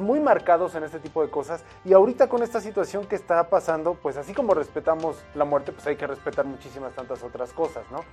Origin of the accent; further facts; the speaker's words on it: Mexico; para nosotros como mexicanos, y estoy hablando sí como mexicanos